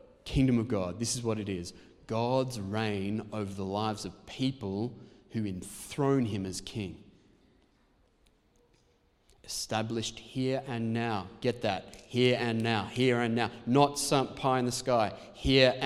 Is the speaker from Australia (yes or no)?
yes; Australia; we're Protestants and also because we're Australian.